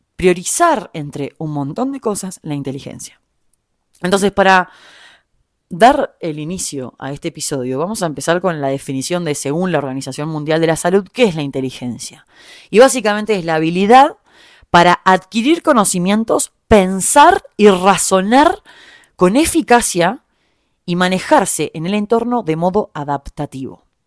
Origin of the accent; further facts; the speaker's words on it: Uruguay; moved away as an adult; also born or lived in Germany / Argentina; now in Mexico; soy uruguaya